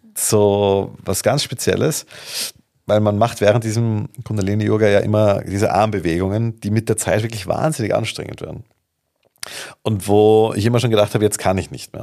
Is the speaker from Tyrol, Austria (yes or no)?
no; Vienna, Austria; Ich komme aus Wien